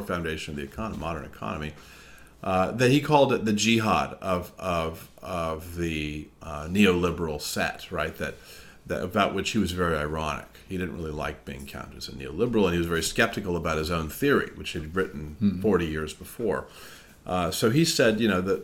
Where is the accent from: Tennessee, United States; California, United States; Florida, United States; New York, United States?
California, United States; moved away as an adult; also born or lived in Massachusetts; I'm from California